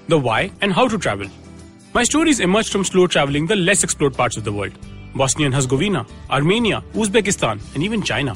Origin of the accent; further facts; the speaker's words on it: Anand, Gujarat, India; I grew up in Anand, a sleepy town in Gujarat